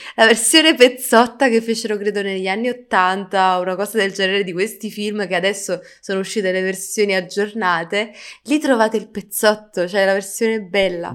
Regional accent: Italy; sono nata qui in Italia

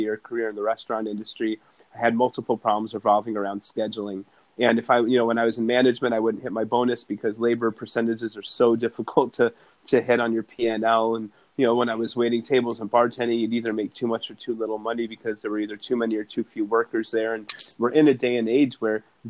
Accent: Evanston, Illinois, United States; growing up in Chicago, where I did, on the north side in Evanston

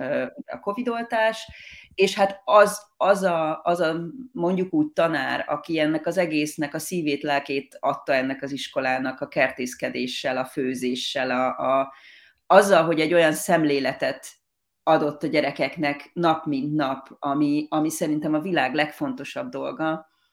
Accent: Hungary; now in Australia; mi magyarként

